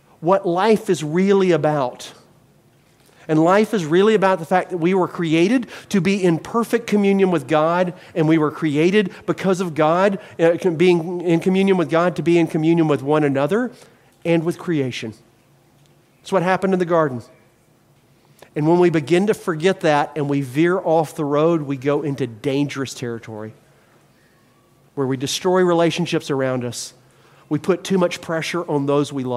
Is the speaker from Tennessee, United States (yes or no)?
no; Mobile, Alabama, United States; moved away; I was raised in Mobile, Alabama, partially, and we have Mardi Gras